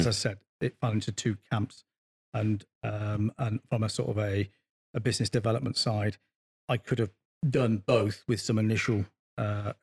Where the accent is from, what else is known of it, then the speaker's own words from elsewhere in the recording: Bristol, South West England, United Kingdom; I came from Bristol White High School, so a pretty tough school back in the 80s